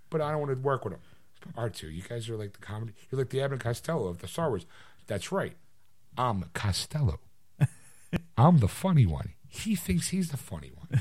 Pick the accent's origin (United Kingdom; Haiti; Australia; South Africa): United Kingdom; I'm British.